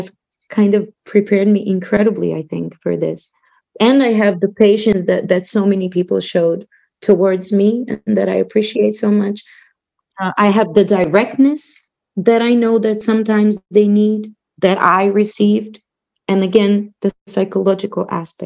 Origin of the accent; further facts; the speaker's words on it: Belgrade, Serbia; moved away as an adult; now in Slovenia; I grew up in Belgrade, which is the capital of Serbia